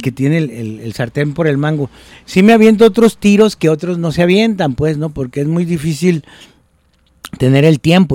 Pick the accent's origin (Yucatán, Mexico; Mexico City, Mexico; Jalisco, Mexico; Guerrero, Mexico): Jalisco, Mexico; Guadalajara; siendo de Guadalajara o de Jalisco